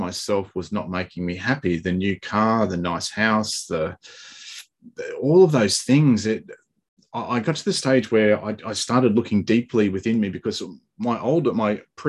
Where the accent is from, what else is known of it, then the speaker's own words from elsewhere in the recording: Australia; I'm from Australia.